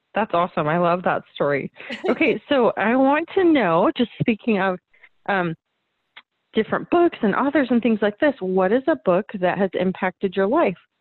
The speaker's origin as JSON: {"language": "English", "region": "Arizona", "country": "United States", "said": "That's that's my home state"}